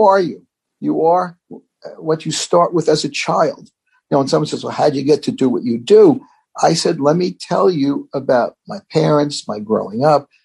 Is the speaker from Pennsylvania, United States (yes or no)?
no; New York City, New York, United States; I grew up in the Bronx